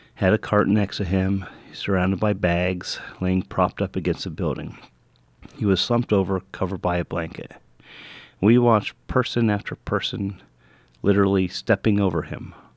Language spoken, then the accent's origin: English; United States